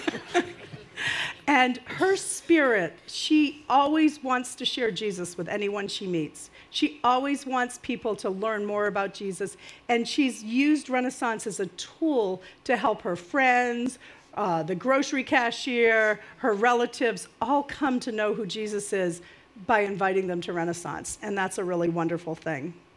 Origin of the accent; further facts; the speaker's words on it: Maine, United States; now in New Jersey, United States; I'm from Maine. I'm not really a Jersey girl